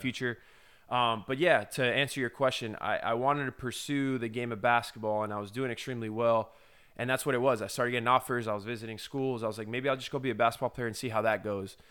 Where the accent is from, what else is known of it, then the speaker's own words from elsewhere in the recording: Florida, United States; I'm a kid from Florida